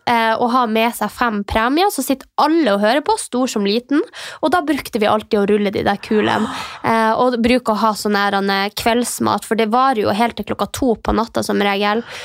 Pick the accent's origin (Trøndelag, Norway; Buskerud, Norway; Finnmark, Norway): Finnmark, Norway; Mehamn; now in Oslo, Norway; vi har jo ikke så veldig mye i Mehamn, uh, der jeg kommer fra